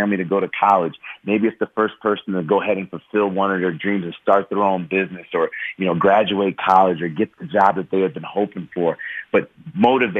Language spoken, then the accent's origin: English; Chicago, Illinois, United States; moved away as an adult; my hometown in Chicago